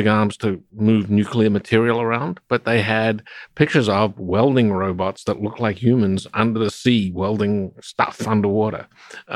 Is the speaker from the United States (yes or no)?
no; Adelaide, South Australia, Australia; I grew up in Adelaide, South Australia